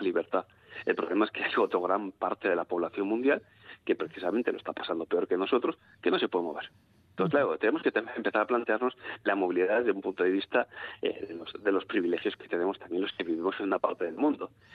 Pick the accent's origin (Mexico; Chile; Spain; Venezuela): Spain; Bilbao, Basque Country; soy bilbaíno, pongo ejemplos bilbaínos